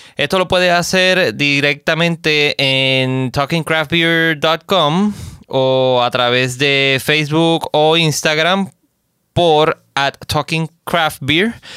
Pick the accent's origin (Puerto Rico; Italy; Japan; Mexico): Puerto Rico; vengo directo desde la isla del encanto, Puerto Rico